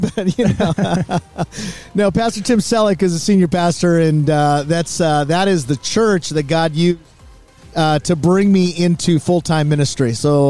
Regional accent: Orange County, California, United States; moved away as an adult; now in Las Vegas, United States; I'm actually born and bred in Orange County.

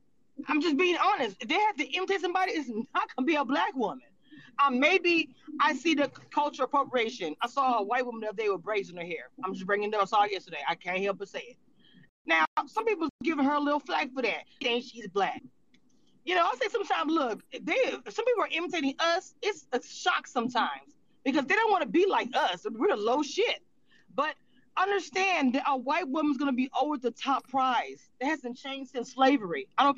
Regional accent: California, United States; born there; Because I was born originally from California. So when I came back from traveling, they called myself and my sister, they called us white girls.

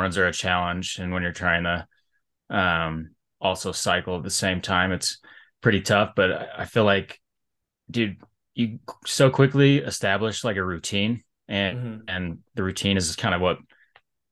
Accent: Colorado, United States; also born or lived in Salt Lake City, Utah; I was born, in Salt Lake City. And then I lived there till I was about 6 years old. And then I, you know, folks got transferred jobs and I moved out here to Colorado and I've been in Colorado ever since

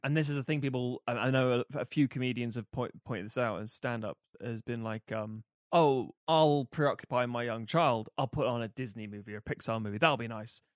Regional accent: United Kingdom; being British here

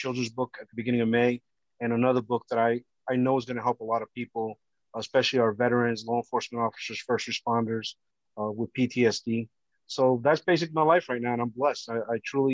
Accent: Hackensack, New Jersey, United States; also born or lived in Barranquilla, Colombia; my parents brought me here when I was 2 years old, and we settled in a town called Hackensack, New Jersey

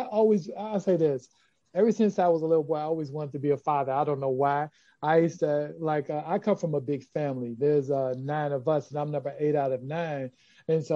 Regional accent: Chicago, Illinois, United States; I'm from Chicago. I'm from the West Side where we're based. We're based in Austin. I grew up in Austin.

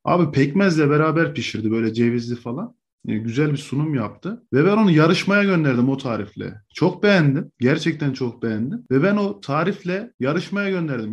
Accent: Niğde, Turkey; bizim Niğde mutfağında

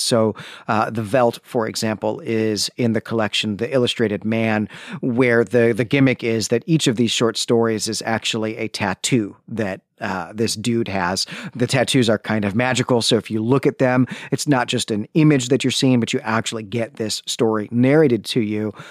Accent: Northern Illinois, United States; we grew up in Northern Illinois

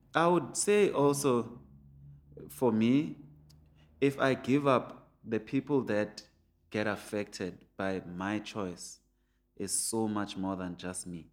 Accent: Soweto, Gauteng, South Africa; I grew up in Pienville, which has a golf course

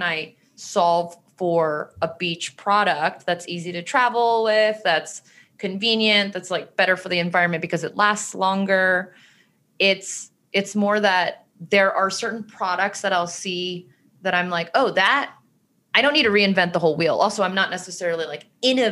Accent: Maryland, United States; moved away as an adult; also born or lived in New York; now in California, United States; When I was younger, I grew up in Maryland

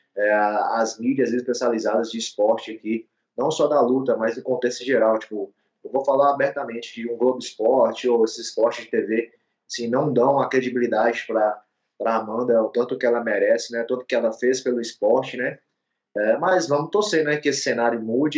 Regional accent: Montes Claros, Minas Gerais, Brazil; Eu sou mineiro, nascido aqui na cidade de Montes Claros.

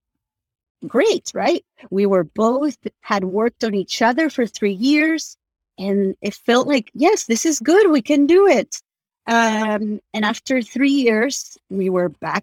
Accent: Argentina; moved away; I'm from Argentina

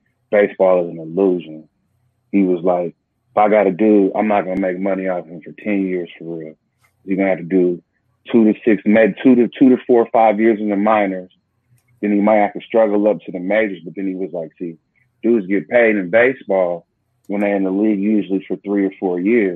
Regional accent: Northeast Ohio, United States; I grew up in Northeast Ohio

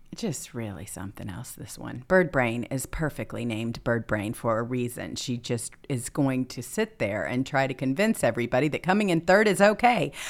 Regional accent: California, United States; moved away; I come from California

